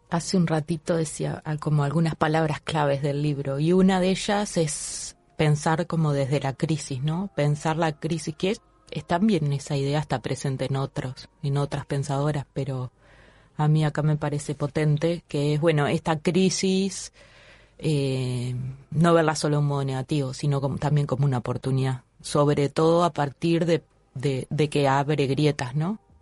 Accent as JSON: {"language": "Spanish", "country": "Uruguay"}